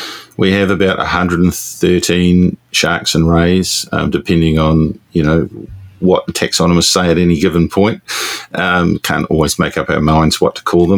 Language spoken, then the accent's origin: English; Masterton, Wellington, New Zealand; now in Auckland, New Zealand; I grew up in Masterton in the Wairarapa